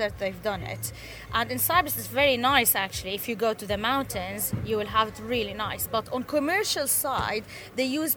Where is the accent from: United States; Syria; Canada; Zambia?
Syria; moved away as an adult; now in Huddersfield, United Kingdom; I'm originally from Syria and now from Huddersfield